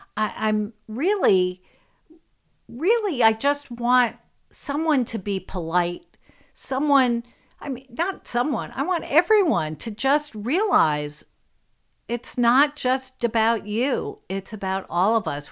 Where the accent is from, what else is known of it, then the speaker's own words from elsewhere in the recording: New York City, New York, United States; I grew up in New York City and I, where I still live